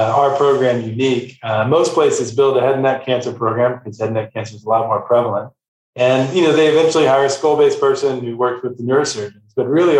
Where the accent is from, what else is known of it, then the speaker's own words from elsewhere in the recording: Texas, United States; I'm from Texas originally